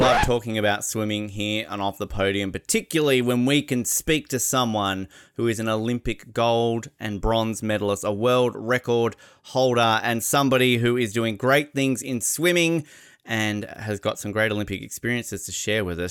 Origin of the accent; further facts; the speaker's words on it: Australia; We're Australian.